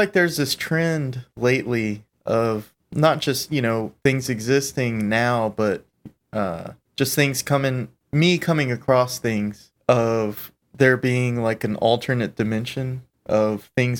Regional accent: Pasadena, California, United States; I'm from Pasadena.

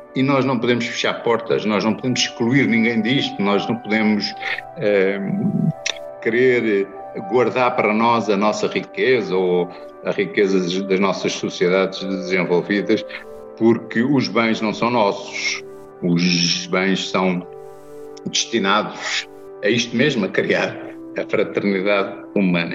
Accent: Portugal; Como católico, como português

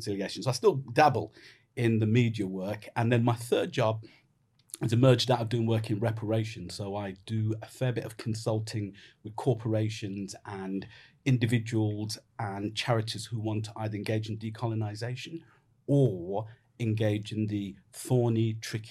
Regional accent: Jamaica; now in United Kingdom; I'm a Jamaican

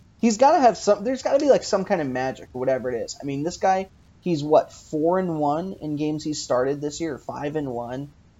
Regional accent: Long Island, New York, United States; now in Philadelphia, United States; we grew up on Long Island. People consider it New York.

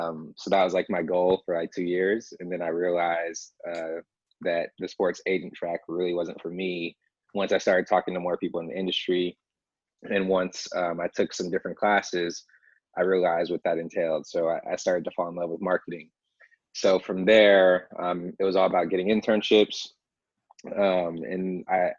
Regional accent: Grand Rapids, Michigan, United States; I grew up in Grand Rapids

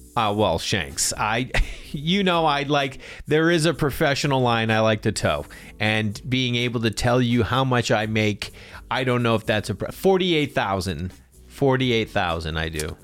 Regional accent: Boston, Massachusetts, United States; I'm from Boston.

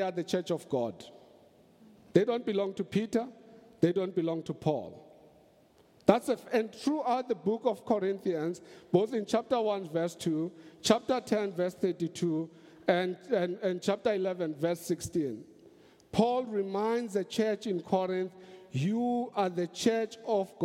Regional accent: South Africa

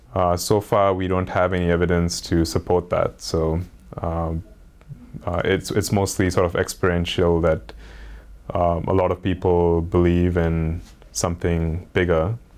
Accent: India; growing up in India

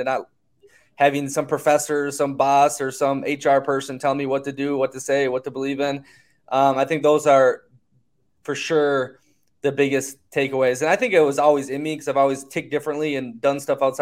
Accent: United States; growing up in America

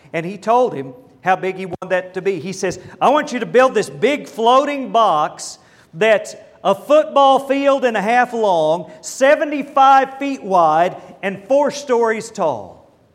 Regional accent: Lindsay, Oklahoma, United States; now in Dallas, United States; I was raised in Lindsay, Oklahoma.

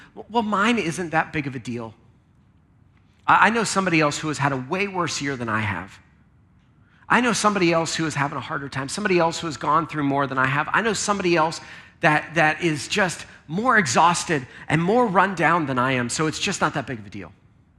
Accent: Lancaster, Pennsylvania, United States; Now, I grew up in Lancaster, which is where there's tons of farms in Lancaster.

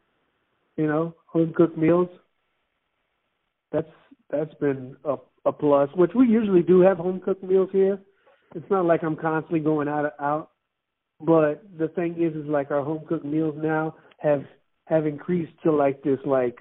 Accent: Miami, Florida, United States; moved away; I was raised in Miami.

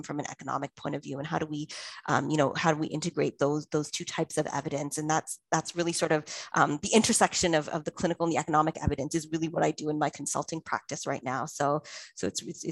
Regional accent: Toronto, Ontario, Canada; moved away as an adult; also born or lived in London, United Kingdom; back in Toronto, my hometown

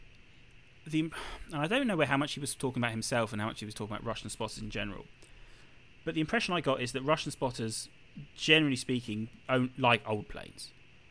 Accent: United Kingdom; I'm British

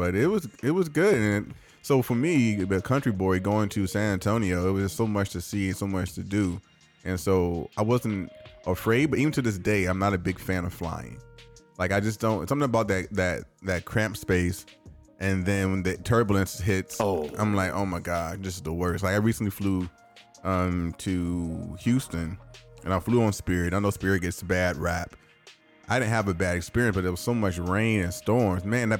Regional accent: Germany; born there; My first flying experience I was born in Germany, so obviously I flew as an infant.

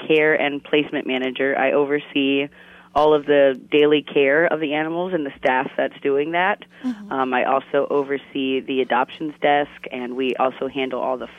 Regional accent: Northeast Ohio, United States; moved away as an adult; now in Florida, United States; I grew up actually in Northeast Ohio. I moved down here a little bit after college when my sister went to school down here.

